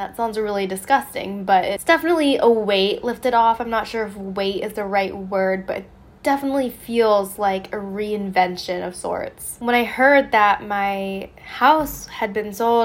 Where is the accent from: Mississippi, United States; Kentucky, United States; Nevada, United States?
Nevada, United States; a suburb of Las Vegas; moved away as an adult; also born or lived in San Diego / New York / Florence; I am moving out of my hometown. And what's funny is I always poke fun at my hometown. It's a suburb from Vegas